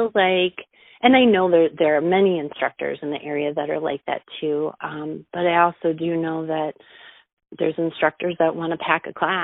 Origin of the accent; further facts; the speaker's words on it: Moline, Illinois, United States; also born or lived in Arizona; Born and raised in Moline